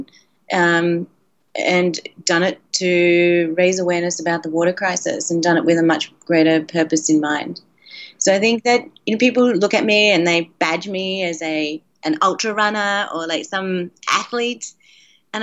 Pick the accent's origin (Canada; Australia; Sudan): Australia; when I was a kid, and I grew up in Australia